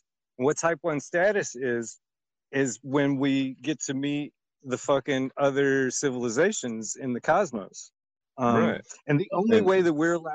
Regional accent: Indiana, United States; now in Arizona, United States; I'm from Indiana

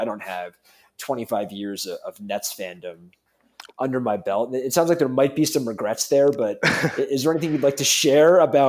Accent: Connecticut, United States; Growing up in Connecticut

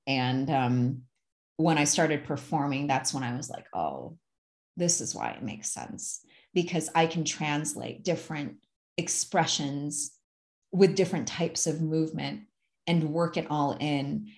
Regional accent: Ann Arbor, Michigan, United States; now in near Twin Falls, Idaho, United States; I'm originally from the Midwest and I grew up in a smaller town, but it honestly wasn't that small. Like, I grew up in a college town, um, Ann Arbor, Michigan

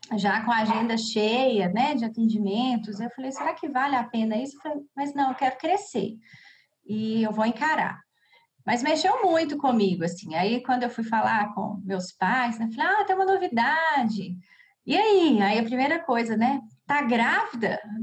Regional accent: Cachoeira do Campo, Minas Gerais, Brazil; now in Belo Horizonte, Brazil; sou de Cachoeira do Campo mas já moro há bastante tempo aqui em BH

